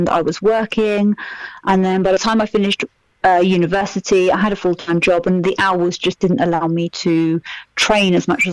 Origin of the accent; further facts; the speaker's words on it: Milton Keynes, South East England, United Kingdom; moved away as an adult; also born or lived in London; I'm from Milton Keynes. So although you could kind of say it's multicultural, when I was at school...